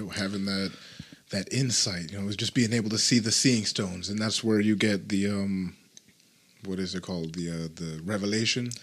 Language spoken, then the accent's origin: English; Utah, United States; I was born in another state and uh, ended up coming here. when I was about like five or something. So yeah, definitely been around it for most of my life.